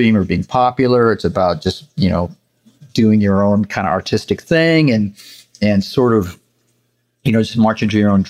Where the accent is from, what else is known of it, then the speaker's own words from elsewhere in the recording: Santa Barbara, California, United States; also born or lived in Los Angeles; I spent most of my childhood in Santa Barbara. My parents moved there when I think I was about five, and I was there through, I guess, my early 20s.